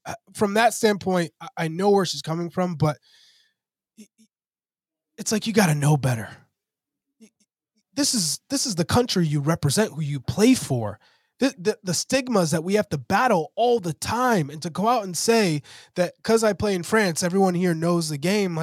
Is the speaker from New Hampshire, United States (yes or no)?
yes; New Hampshire, United States; I grew up in New Hampshire